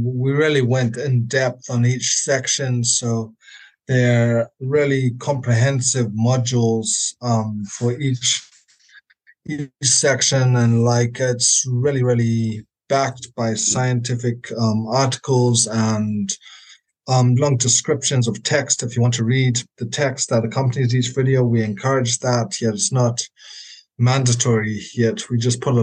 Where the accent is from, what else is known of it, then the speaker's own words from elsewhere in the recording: Zimbabwe; I'm from Zimbabwe.